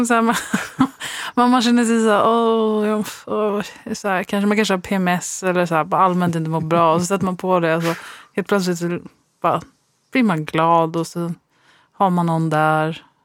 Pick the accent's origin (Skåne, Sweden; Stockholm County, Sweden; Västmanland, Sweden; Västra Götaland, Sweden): Västra Götaland, Sweden; Västgötaslätten; jag växte upp på Västgötaslätten